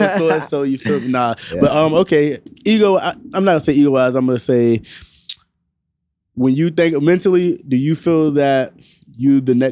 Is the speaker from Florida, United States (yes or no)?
yes; Naples, Florida, United States; I'm from Naples